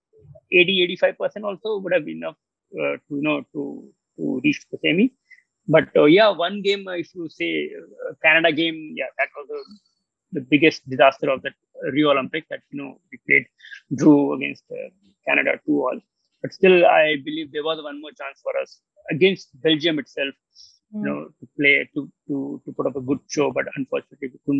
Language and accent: English; Maharashtra, India; first language Marathi; English is a second language; If I will talk to you in my mother tongue, maybe I'm Maharashtrian. So if I talk to Marathi to you